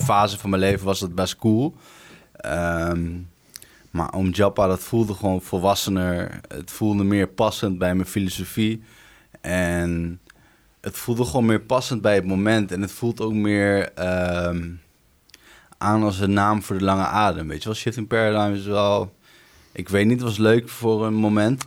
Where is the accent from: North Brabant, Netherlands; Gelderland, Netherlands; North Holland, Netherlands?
Gelderland, Netherlands; Arnhem; 29 jaar, Ik kom uit Arnhem.